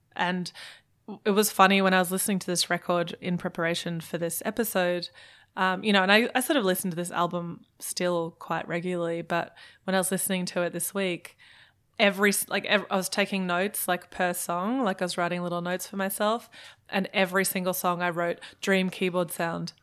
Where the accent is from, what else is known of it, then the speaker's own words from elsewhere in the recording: Germany; also born or lived in Melbourne, Australia; now in Brisbane, Australia; I was born in Germany.